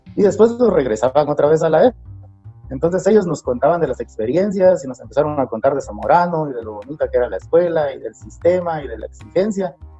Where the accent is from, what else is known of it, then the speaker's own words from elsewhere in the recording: Sololá, Guatemala; yo nací aquí en, Sololá y aquí básicamente crecí